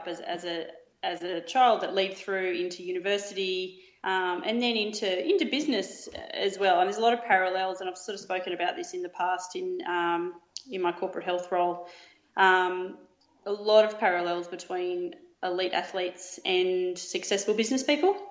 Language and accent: English; Yamba, New South Wales, Australia; moved away as an adult; also born or lived in Melbourne; My pop used to drive me over to Ballina to do my training. I was from Yamba, so it's about 1 hour 15.